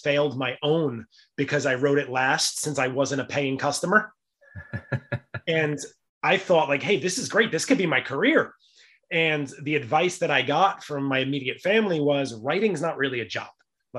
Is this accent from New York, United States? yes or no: yes; New York City, New York, United States; Growing up in the Bronx, we were a very lower middle income family.